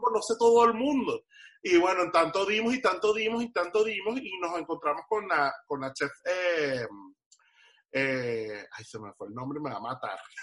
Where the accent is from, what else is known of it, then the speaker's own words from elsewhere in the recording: Venezuela; now in Miami, United States; en mi país decirle negro a alguien no es ofensivo, es una cosa más bien de cariño